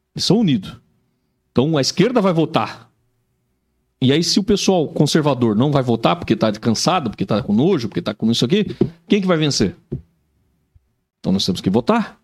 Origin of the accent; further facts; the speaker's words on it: São Paulo, Brazil; now in Joinville, Brazil; Eu sou de São Paulo, apesar de já estar tá mais joinvilense hoje